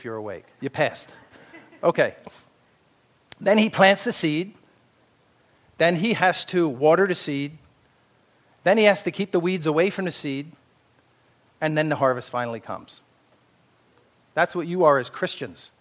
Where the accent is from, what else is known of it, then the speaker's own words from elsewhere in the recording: Pennsylvania Dutch country, United States; I was raised in the Pennsylvania Dutch, a lot of auctions going on there